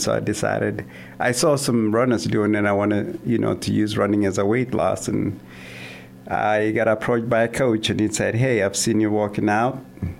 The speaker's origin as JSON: {"language": "English", "country": "Kenya", "tie": "born or raised there", "also_born_or_lived": "Kansas / Vermillion, South Dakota", "moved": "as an adult", "lives_now": "Sioux Falls, United States", "said": "So I'm originally from Kenya, a small town in the southern part of Kenya. Was born and raised there, came to the United States a few years ago in 2009, and came to school down at in Kansas and then USD, and then and I'm in Sioux Falls now."}